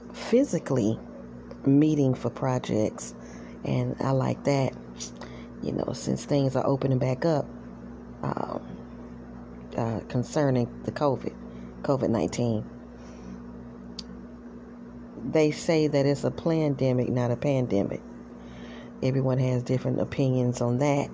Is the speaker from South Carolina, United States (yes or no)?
yes; South Carolina, United States; I was born and raised in South Carolina.